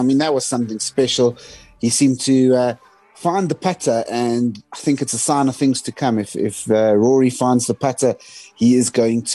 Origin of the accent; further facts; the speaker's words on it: South Africa; as a South African